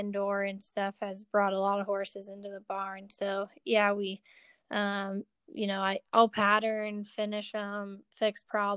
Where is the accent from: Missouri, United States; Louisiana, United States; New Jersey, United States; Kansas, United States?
Kansas, United States; Kansas City; also born or lived in Oklahoma / Texas; now in Peculiar, United States; I grew up in the Kansas City area on the Kansas side